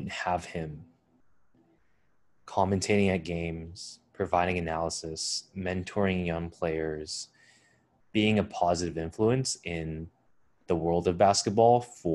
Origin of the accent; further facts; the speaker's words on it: Bay Area, California, United States; growing up in the Bay Area